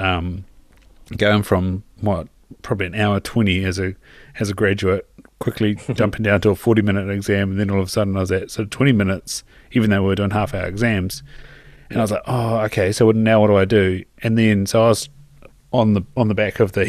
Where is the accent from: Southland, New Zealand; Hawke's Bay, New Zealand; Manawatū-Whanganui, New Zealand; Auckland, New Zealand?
Southland, New Zealand; Invercargill; moved away; also born or lived in Christchurch; even though I'm from Invercargill, I'd spent plenty of time in Christchurch